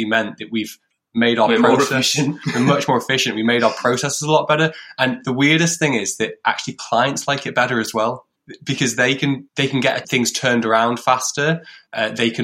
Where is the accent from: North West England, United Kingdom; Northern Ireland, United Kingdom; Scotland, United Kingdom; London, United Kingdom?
North West England, United Kingdom; near Chester; now in Liverpool, United Kingdom; We grew up near Chester, so we have family ties here as well